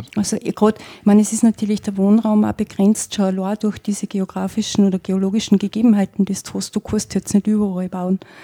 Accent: northern Styria, Austria; also born or lived in Innsbruck; ich komme ja selber aus dem Norden von der Steiermark

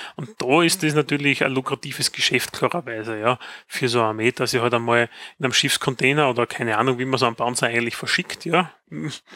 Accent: Styria, Austria; bei uns in der Steiermark

